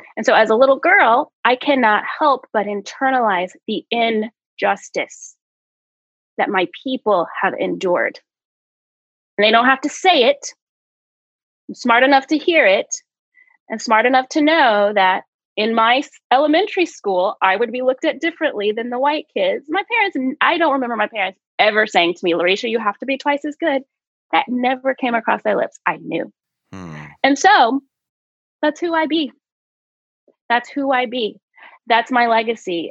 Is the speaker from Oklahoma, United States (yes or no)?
yes; Oklahoma, United States; I grew up in Oklahoma